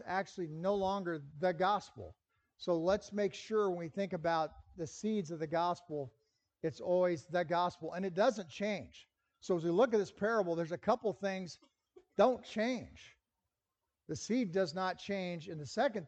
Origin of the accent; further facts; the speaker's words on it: Lincoln, Nebraska, United States; I grew up in Lincoln